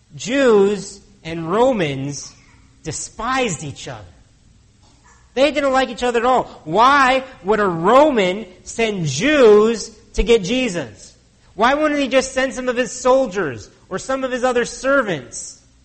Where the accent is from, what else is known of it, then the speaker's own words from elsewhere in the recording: United States; now in Canada; As an American born citizen, if I moved here to Canada